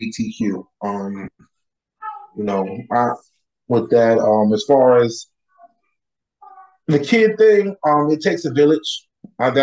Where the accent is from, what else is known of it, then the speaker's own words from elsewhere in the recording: United States; me as an American